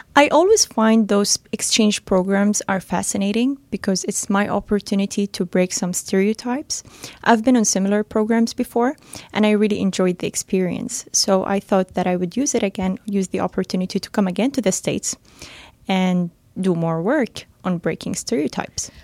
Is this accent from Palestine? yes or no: yes; Gaza City, Gaza Strip, Palestine; also born or lived in Kuwait / Toronto, Canada; now in Dubai, United Arab Emirates; I grew up in Palestine, Gaza City.